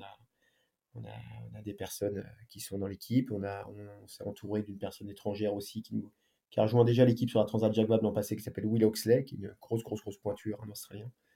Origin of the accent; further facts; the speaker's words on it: France; chez nous en France